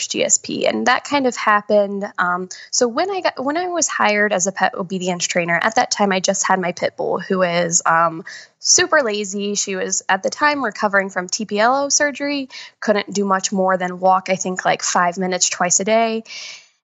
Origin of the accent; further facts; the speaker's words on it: Columbus, Ohio, United States; moved away as an adult; now in Winston-Salem, United States; I currently live in Winston-Salem, North Carolina, but I am actually from Columbus, Ohio. So I moved down here in 2015